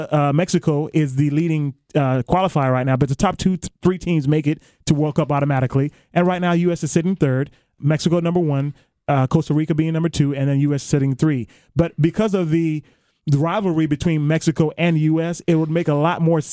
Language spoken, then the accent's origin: English; Germany; now in United States; I was born in Germany. I played soccer in Germany